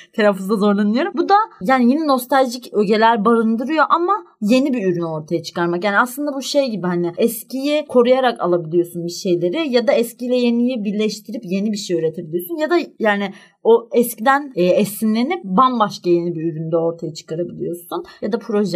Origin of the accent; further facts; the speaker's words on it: Istanbul, Turkey; ben doğup büyüdüğüm yerde